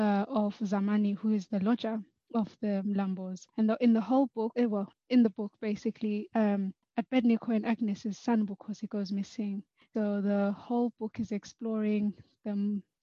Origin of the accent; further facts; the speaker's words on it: Zimbabwe; now in United Kingdom; Even for me, I grew up in Zim as well.